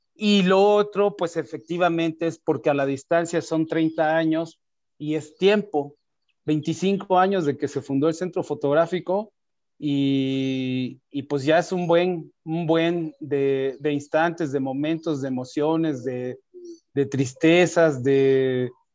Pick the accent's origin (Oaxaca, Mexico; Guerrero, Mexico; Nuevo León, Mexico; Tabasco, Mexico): Oaxaca, Mexico; moved away as an adult; now in Mexico City, Mexico; soy oaxaqueño, vivo en Ciudad de México